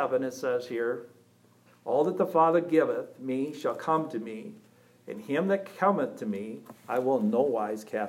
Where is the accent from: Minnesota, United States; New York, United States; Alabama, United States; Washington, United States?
Minnesota, United States; Pelican Rapids; I was born first October 25th, 1969 in Pelican Rapids, Minnesota